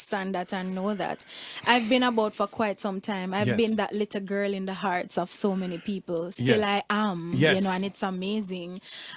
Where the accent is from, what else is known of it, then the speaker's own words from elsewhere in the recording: Chapelton, Clarendon, Jamaica; born and bred in Clarendon. I'm from Clarendon. Not from Maypen, though